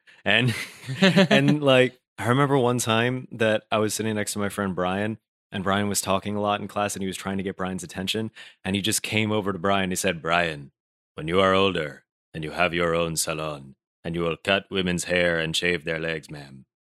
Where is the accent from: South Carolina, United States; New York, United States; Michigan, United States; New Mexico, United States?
New York, United States; Brooklyn; accent: general American; they'll be very surprised if I say that I'm from Brooklyn. They're like, "Why don't you have an accent?" I'm like, "What?" I think mine is just like a more of a general American accent.